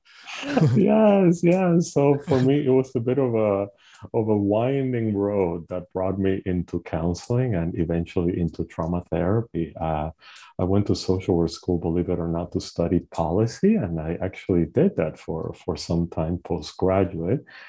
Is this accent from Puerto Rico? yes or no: yes; Puerto Rico; moved away; I am originally from Puerto Rico. I was born and, and raised in the Caribbean island